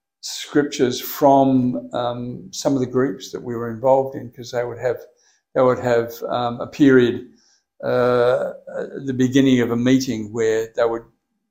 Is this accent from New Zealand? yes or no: no; Perth, Western Australia, Australia; Born in Perth, born and raised in Bassendean.